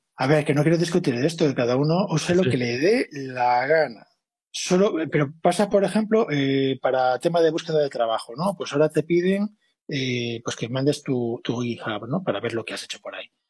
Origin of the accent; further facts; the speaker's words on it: Spain; siendo españoles